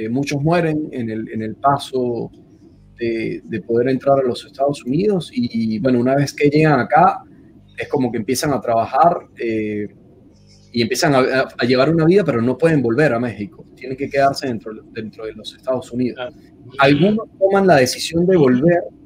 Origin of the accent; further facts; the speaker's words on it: Venezuela; moved away as an adult; also born or lived in Buenos Aires, Argentina; now in Washington, United States; emigrar de salir de Venezuela fue un, un, paso bastante fuerte porque es como que sales y ya con la, con la idea de que no puedes volver. Y luego volver a repetirlo en Buenos Aires